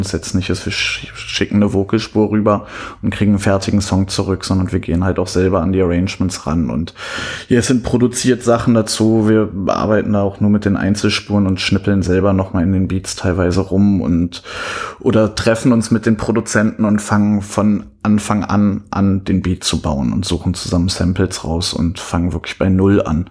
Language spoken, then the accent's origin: German; Cottbus, Brandenburg, Germany; moved away as an adult; also born or lived in Leverkusen; now in Berlin, Germany; ich bin in Leverkusen geboren. Als ich ungefähr 10 war, sind wir nach Cottbus gezogen. Da bin ich auch aufgewachsen